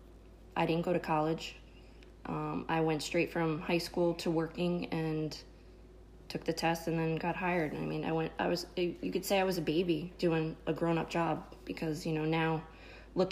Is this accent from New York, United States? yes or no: yes; New York City, New York, United States; moved away; also born or lived in Long Branch, New Jersey; I grew up in the Bronx